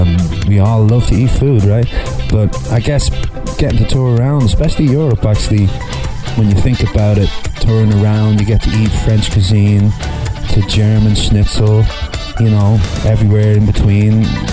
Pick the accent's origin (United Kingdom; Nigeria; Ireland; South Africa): Ireland; Well, the fact that we're from Ireland, everybody assumes that we're drunk.